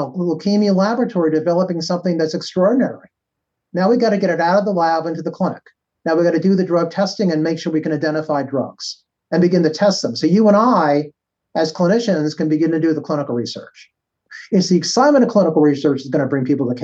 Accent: New York, United States; moved away as an adult; now in Cleveland, United States; I'm a New Yorker

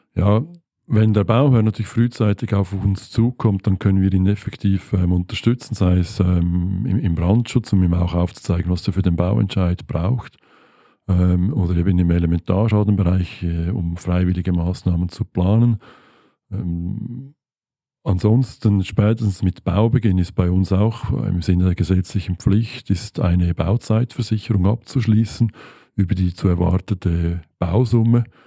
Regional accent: Switzerland; bei uns in der Schweiz

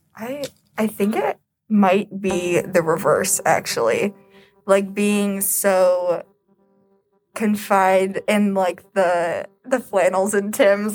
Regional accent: Detroit, Michigan, United States; I'm from Metro Detroit

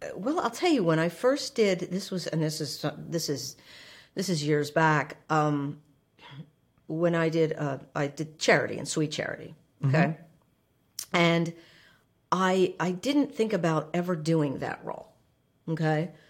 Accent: Livingston, New Jersey, United States; moved away as an adult; now in Indiana, United States; I grew up in New Jersey

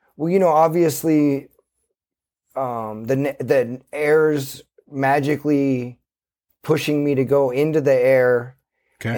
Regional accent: Santa Cruz, California, United States; born or raised there

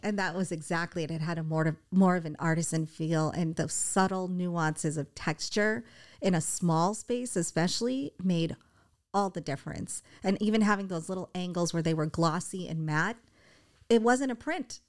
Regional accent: Boston, Massachusetts, United States; moved away; I'm from Boston

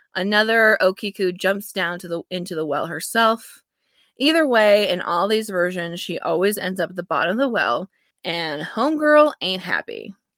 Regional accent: United States; I'm an American

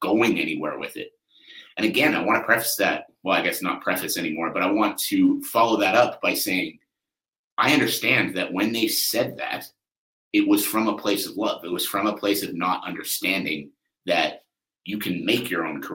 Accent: Canada; I'm Canadian

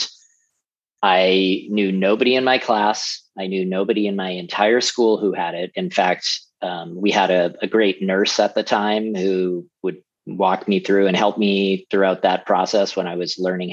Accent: Andover, Massachusetts, United States; I grew up in Andover, Massachusetts. It's a little town about 40 minutes outside of Boston.

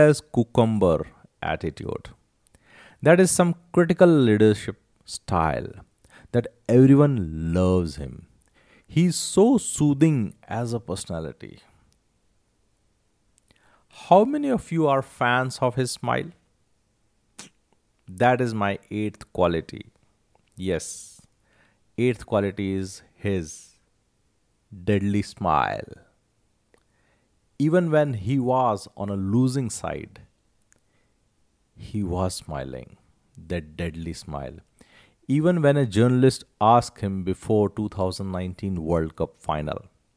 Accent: India; as an Indian

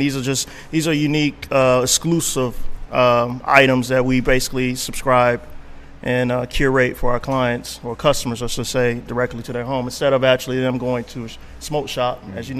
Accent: Miami, Florida, United States; So I'm originally from Miami.

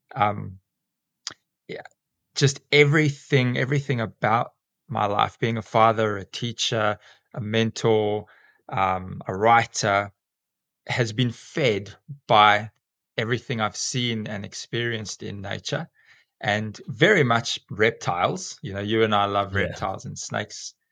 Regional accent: South Africa; accent: South African; moved away as an adult; also born or lived in England / South Korea; now in Alstonville, Australia; you can hear from my accent that I'm South African originally

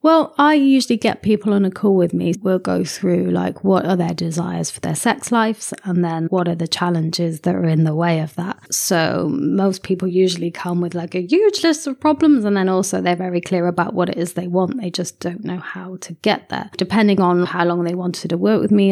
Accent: England, United Kingdom; I'm a, a Westerner and I'm English as well

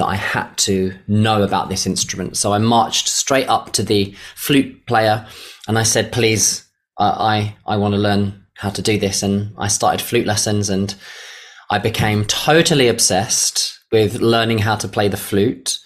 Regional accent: London, United Kingdom; I was born in East London in the 80s into a working class family. So money was very scarce

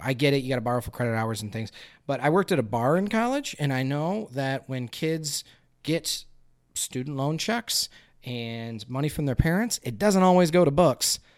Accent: Flint, Michigan, United States; I'm from Flint, Michigan here in the Flint area.

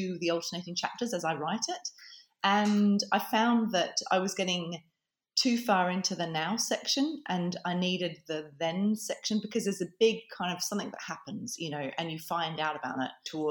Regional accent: Adelaide Hills, South Australia, Australia; moved away as an adult; now in England; my hometown. You know, that I grew up in the Adelaide Hills

